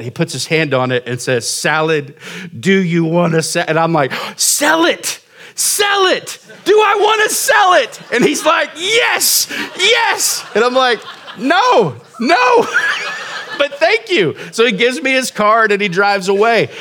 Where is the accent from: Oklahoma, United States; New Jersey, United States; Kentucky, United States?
Oklahoma, United States; moved away as an adult; now in Surprise, Arizona, United States; we moved here in two thousand fourteen to, to start this church from Oklahoma, and I lived in small towns my whole life